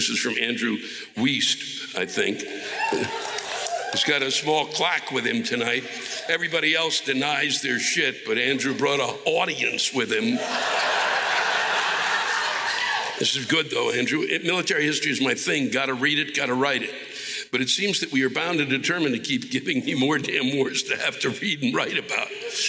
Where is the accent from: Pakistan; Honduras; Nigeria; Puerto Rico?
Puerto Rico; And yes, we are American. So check the fucking history books because Puerto Ricans were granted citizenship because we fought in every fucking war since 1917.